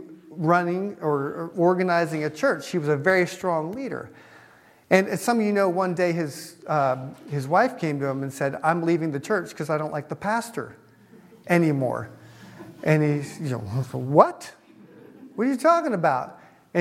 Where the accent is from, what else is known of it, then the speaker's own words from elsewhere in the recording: United States; I'm an American